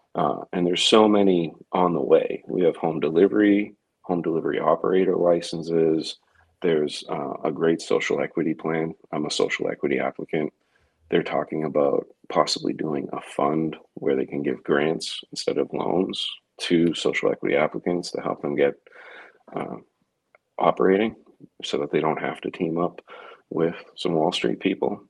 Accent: Massachusetts, United States; my home state

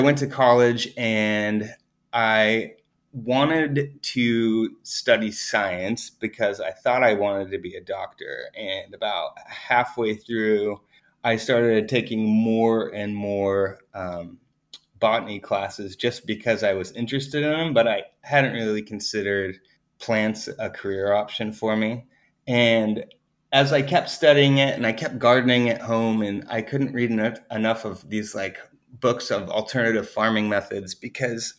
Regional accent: Colville, Washington, United States; now in Willamette Valley, Oregon, United States; born in Colville, Washington, which is like the way northeast corner of Washington State, up by Idaho and Canada. And my family has a property up there where for generations we raised cattle

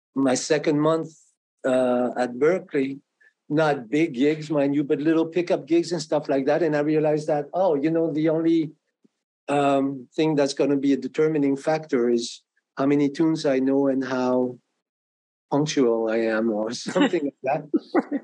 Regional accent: France; English is a second language; moved away as an adult; also born or lived in New York; now in Boston, United States; I came from France

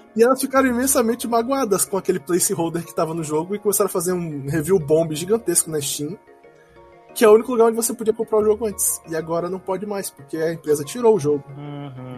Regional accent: Manaus, Amazonas, Brazil; a gente é de Manaus, não é do Brasil

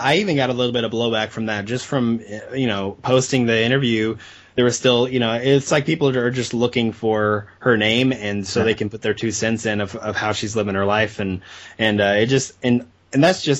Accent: Arkansas, United States; I got to actually go and travel to where they were playing near my hometown in Arkansas

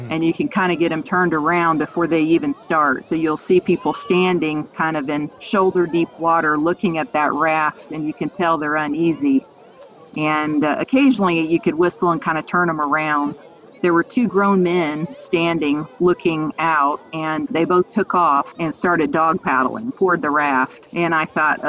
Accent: Indianapolis, Indiana, United States; I am originally from Indianapolis, and I grew up in a family where we did a lot of outdoorsy things

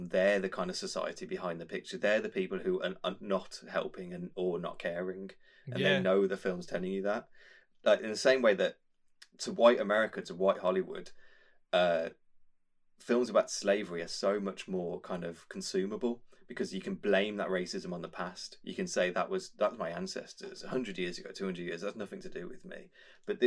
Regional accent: Birmingham, West Midlands, United Kingdom; a white geeky kid who grew up in Birmingham

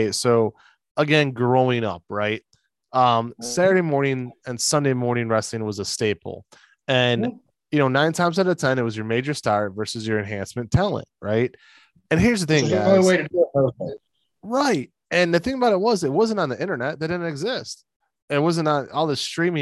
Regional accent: United States; We're American

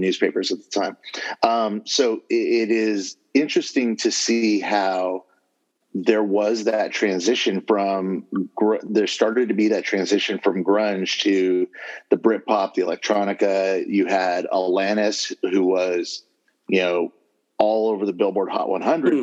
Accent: Southern California, United States; working full time at my hometown newspaper.

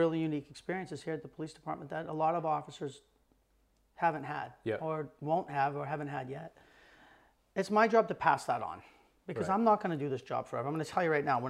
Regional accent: South Portland, Maine, United States; I grew up in the Village in South Portland.

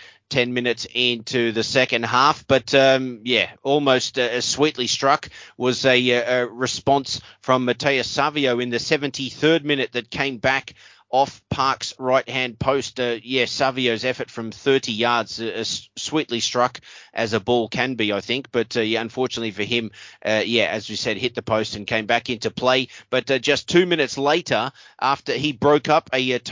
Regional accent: Australia; as an Australian

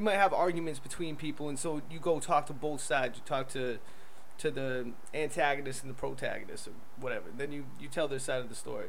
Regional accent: Connecticut, United States; I'm from Connecticut

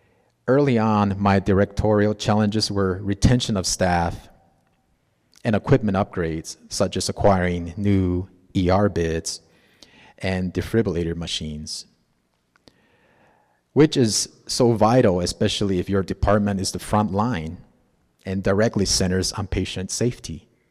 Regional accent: Gallup, New Mexico, United States; also born or lived in Zuni; Growing up in Gallup to me was the big city. My second community where I recall my family shopping at TGNY, eating at restaurants like La Baraka, watching homecoming parades and games.

